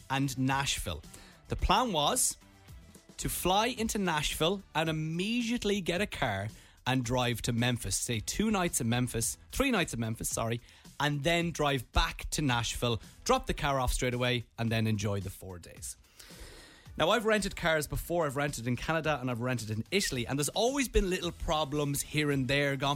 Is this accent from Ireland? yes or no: yes; Ireland; We're from Ireland.